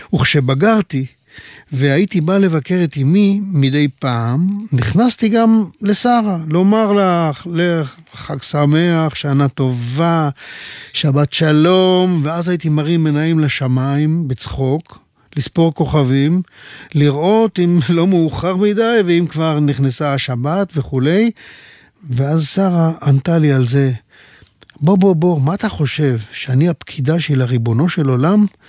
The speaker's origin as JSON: {"language": "Hebrew", "town": "Pardes Hanna-Karkur", "region": "Haifa District", "country": "Israel", "tie": "born or raised there", "moved": "yes", "said": "היו לי בילדותי שכנים דתיים בפרדס חנה"}